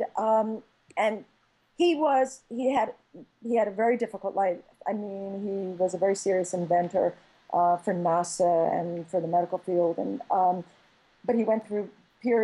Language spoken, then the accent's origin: English; Philadelphia, Pennsylvania, United States; I grew up in Philadelphia, right? My language, I'm a Philly girl, right? So I have a particular accent, I say Jimmy's, I don't say sprinkles